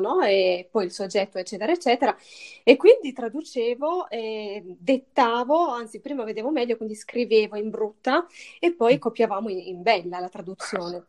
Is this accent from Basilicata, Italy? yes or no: yes; Matera, Basilicata, Italy; io ho 31 anni, sono di Matera, sono lucana